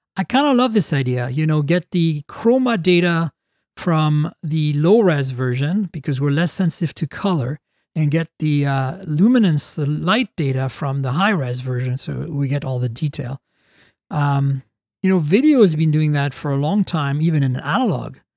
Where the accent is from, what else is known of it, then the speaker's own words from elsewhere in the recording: Canada; As a Canadian